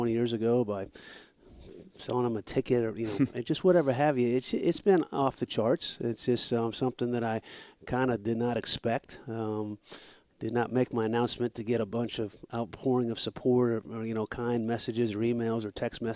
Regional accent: New Hampshire, United States; moved away as an adult; now in Florida, United States; I grew up in New Hampshire

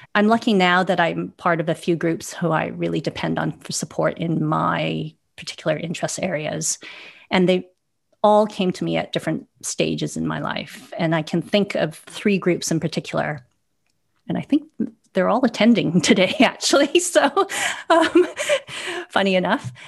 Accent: Vancouver, British Columbia, Canada; also born or lived in Hong Kong; now in London, United Kingdom; I'm originally from Vancouver, but I also spent 10 years in Hong Kong, where I have roots and I still maintain a family office there. I now live in London

